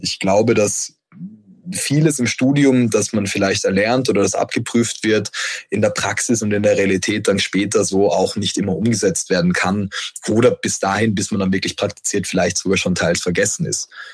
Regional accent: Vienna, Austria; moved away; also born or lived in Düsseldorf; Ich komme ja ursprünglich aus Wien

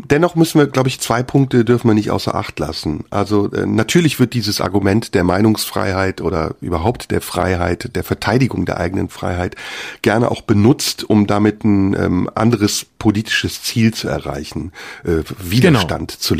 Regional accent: Turkey; Und ich kenne das aus meiner Heimat, der Türkei, dass eben da der Übergang zu einer Diktatur

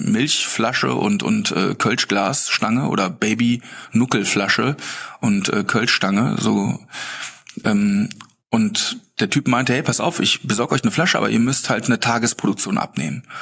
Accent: Bonn, North Rhine-Westphalia, Germany; klar in Köln sowieso, wir kommen ja aus Bonn.

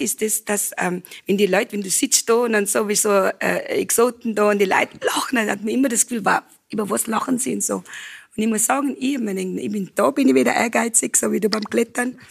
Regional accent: Cape Town, Western Cape, South Africa; German is a second language; moved away as an adult; also born or lived in Johannesburg; now in Hall in Tirol, Austria; in Südafrika, wo ich aufgewachsen bin, wir haben äh, äh, Afrikaans und Englisch.

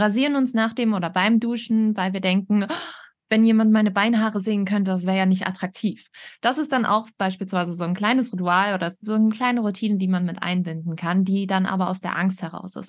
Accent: Northern Germany, Germany; Ich komme aber auch aus dem Norden.

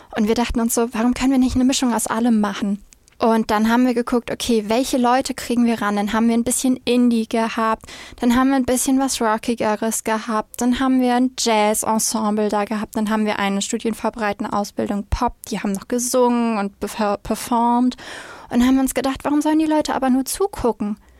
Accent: Flensburg, Schleswig-Holstein, Germany; komme aus dem wunderschönen, kleinen, aber etwas verschlafenen Flensburg direkt an der dänischen Grenze

